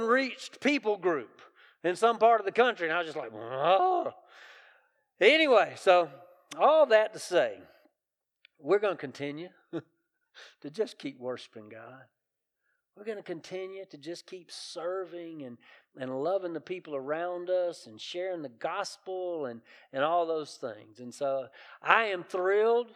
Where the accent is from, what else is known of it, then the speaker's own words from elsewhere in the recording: the South, United States; I grew up in the South